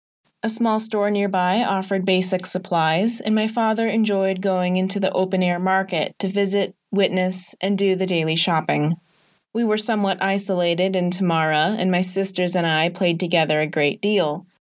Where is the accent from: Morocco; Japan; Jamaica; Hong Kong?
Morocco; Although the word gross wasn't in my vocabulary growing up in Morocco, it would have aptly described my reaction to anyone eating the abhorred locusts.